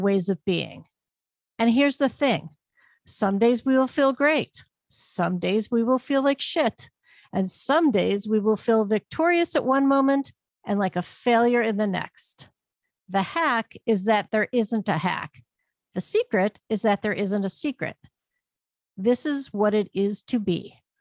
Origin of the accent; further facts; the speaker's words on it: Northeast Ohio, United States; my hometown in Northeast Ohio